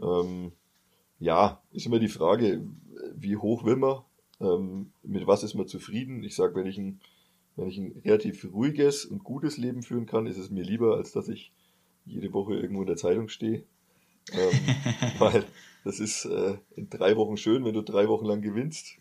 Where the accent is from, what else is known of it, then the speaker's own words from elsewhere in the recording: Bamberg district, Bavaria, Germany; Landkreis Bamberg, weil es ja so die Heimat damals dann war